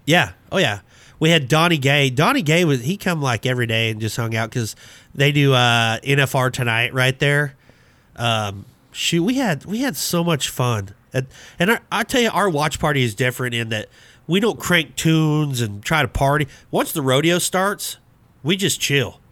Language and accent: English; Abbeville, United States; growing up in Abbeville